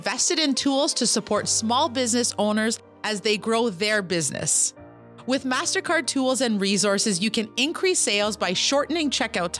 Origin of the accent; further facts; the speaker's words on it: Kitigan Zibi, Quebec, Canada; I'm an entrepreneur from Kitigan, Zibi, Anishinaabe